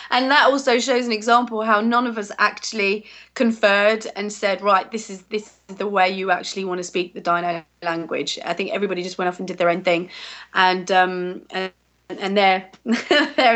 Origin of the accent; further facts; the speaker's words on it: England, United Kingdom; even though I'm really English, uh, as soon as I start speaking a foreign language, I, I have that French accent to it